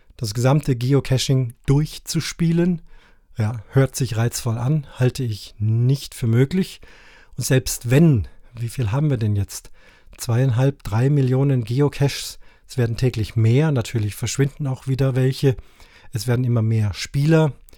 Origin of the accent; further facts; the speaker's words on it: Cape Town, Western Cape, South Africa; now in Allgäu, Germany; Ich war 14 Tage in meiner alten Heimat in Kapstadt